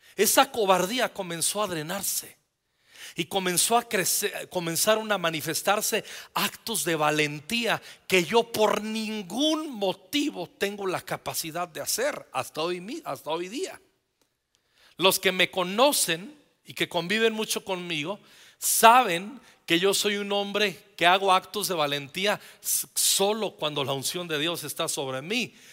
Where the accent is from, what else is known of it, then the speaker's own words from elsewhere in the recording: Mexico City, Mexico; Somos chilangos